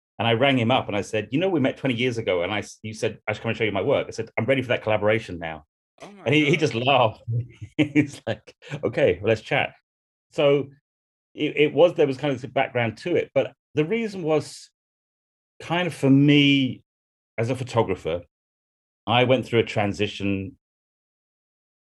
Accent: United Kingdom; a white man coming from the UK

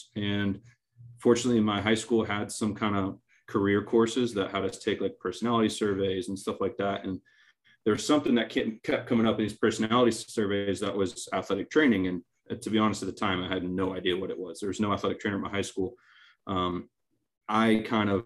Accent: Maine, United States; now in Wilmington, United States; I grew up in Maine

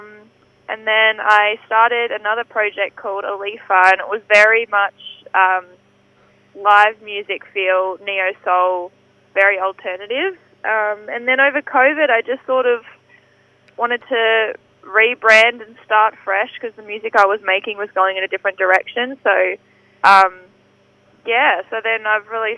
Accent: Werribee, Victoria, Australia; I'm from Werribee

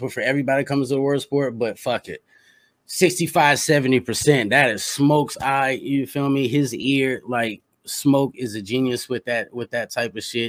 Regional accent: Indianapolis, Indiana, United States; I'm from the bottom. I'm from Indianapolis.

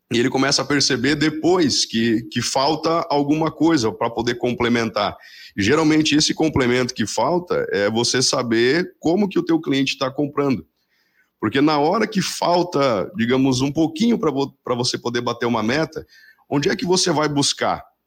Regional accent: Paraná, Brazil; eu sou aqui do Paraná

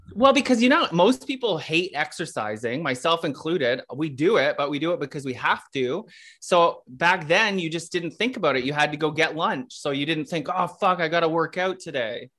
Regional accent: Kanata, Ontario, Canada; growing up in Canada, which is a suburb of Ottawa

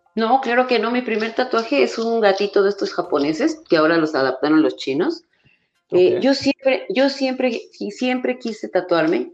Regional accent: Mexico

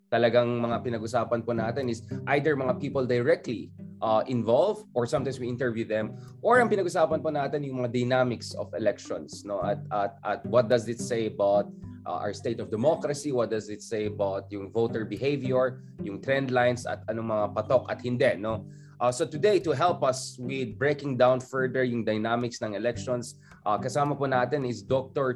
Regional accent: Ilocano, Ilocos Region, Philippines; mga Ilocano kami dito

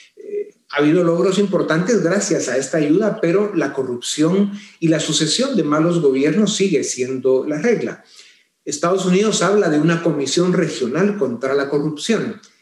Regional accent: Guatemala; nuestro país

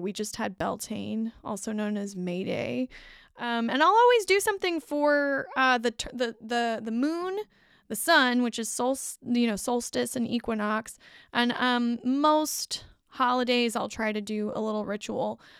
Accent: United States; I'm American

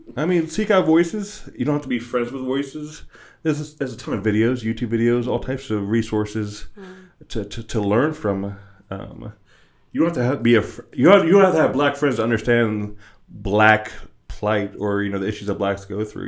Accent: West Virginia, United States; growing up in West Virginia and surrounding areas

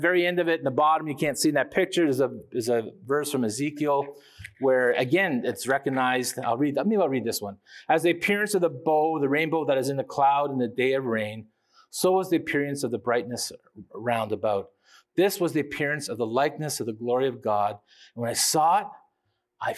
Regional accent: Canada; we as Canadian people

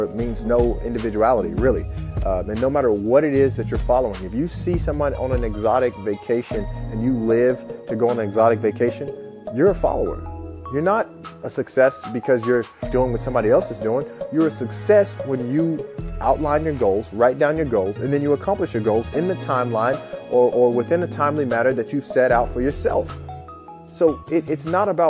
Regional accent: Memphis, Tennessee, United States; I grew up in Memphis, Tennessee

